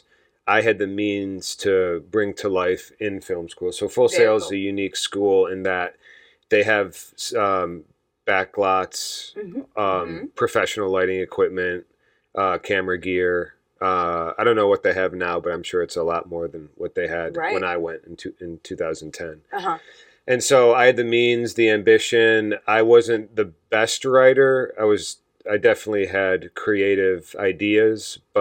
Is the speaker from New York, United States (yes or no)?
yes; Buffalo, New York, United States; I'm from Buffalo, New York